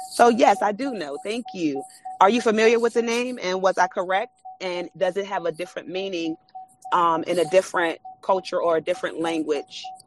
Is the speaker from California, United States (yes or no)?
no; Washington, District of Columbia, United States; born and raised in uh, Washington, D.C.